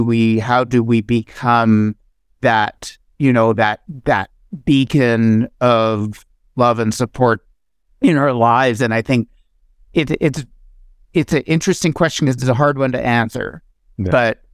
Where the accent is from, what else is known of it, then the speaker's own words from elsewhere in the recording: Ottawa, Ontario, Canada; As a kid, was cheering for the underdog. Like, I grew up in Ottawa, and we go to the Ottawa Rough Rider games